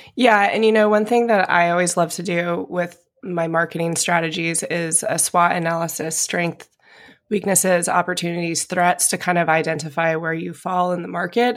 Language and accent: English; Idaho, United States; moved away; where I grew up in Idaho